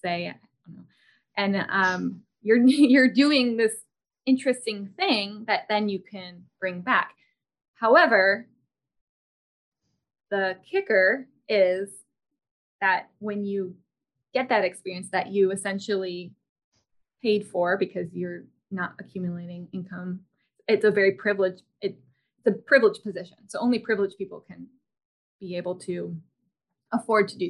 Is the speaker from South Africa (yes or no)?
no; United States; I'm an American.